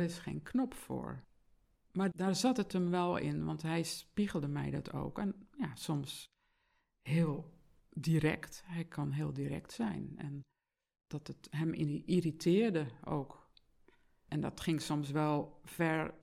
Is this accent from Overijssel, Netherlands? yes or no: no; Zeeland, Netherlands; moved away; ik kom uit Zeeland oorspronkelijk